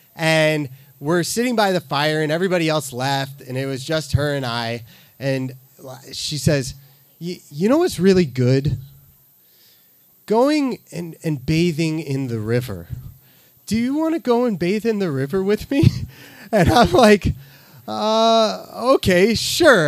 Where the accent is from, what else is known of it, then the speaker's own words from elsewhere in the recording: Midwest, United States; I'm from the Midwest